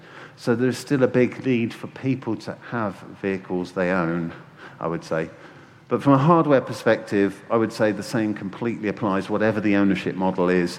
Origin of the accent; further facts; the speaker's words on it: Bicester, South East England, United Kingdom; my hometown of Bicester